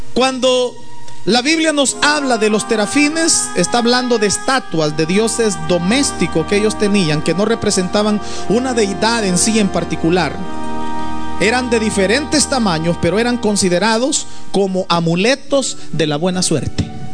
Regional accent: El Salvador; now in United States; En mi país, por ejemplo, en El Salvador

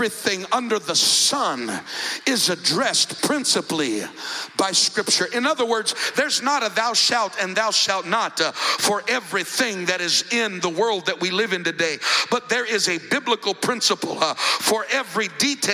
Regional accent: Colorado, United States; now in Fort Myers, United States; I grew up in Colorado in the mountains

